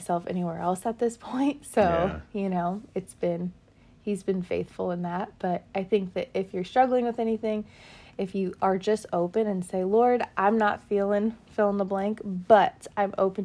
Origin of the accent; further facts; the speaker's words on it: California, United States; moved away as an adult; also born or lived in New York; my home state and my hometown